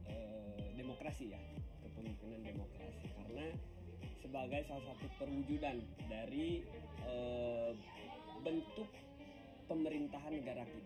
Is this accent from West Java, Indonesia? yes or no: yes; Kuningan, West Java, Indonesia; Asal saya sebenarnya dari Kuningan.